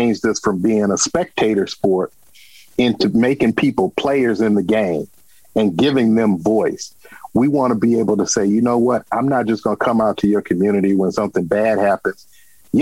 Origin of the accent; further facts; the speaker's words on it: Detroit, Michigan, United States; also born or lived in New York City / Chicago; I was from Detroit.